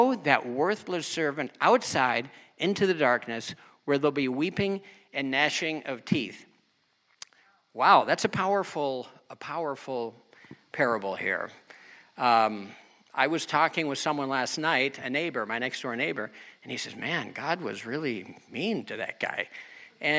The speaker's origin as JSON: {"language": "English", "country": "United States", "also_born_or_lived": "Germany", "said": "I'm American"}